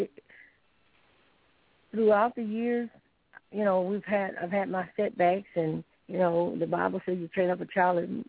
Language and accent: English; Sylacauga, Alabama, United States; I'm originally from Sylacauga, Alabama